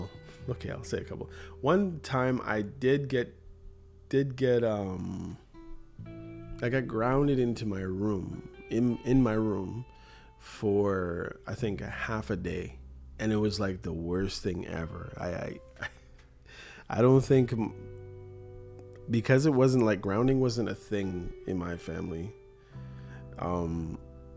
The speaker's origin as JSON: {"language": "English", "town": "Toronto", "region": "Ontario", "country": "Canada", "tie": "born or raised there", "said": "my experiences growing up in Toronto"}